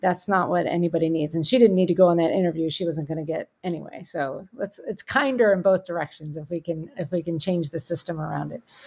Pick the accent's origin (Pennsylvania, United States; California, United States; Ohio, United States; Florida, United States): Pennsylvania, United States; Pittsburgh; I'm from Pittsburgh